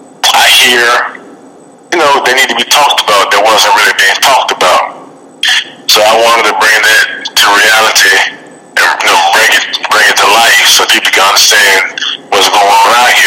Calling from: Birmingham, Alabama, United States; I'm calling in from Alabama, from Birmingham, Alabama.

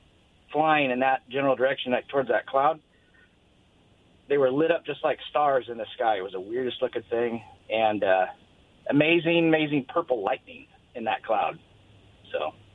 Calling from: Pasco, Washington, United States; Yeah, this is … in Pasco.

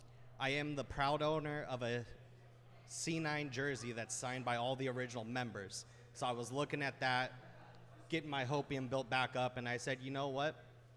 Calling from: Los Angeles, California, United States; Beautiful Los Angeles.

